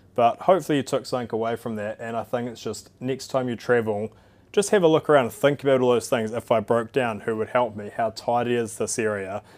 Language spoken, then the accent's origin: English; New Zealand